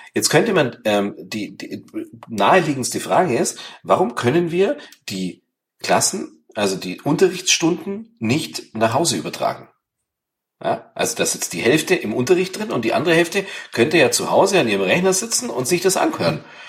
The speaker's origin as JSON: {"language": "German", "region": "Bavaria", "country": "Germany", "said": "bei uns in Bayern"}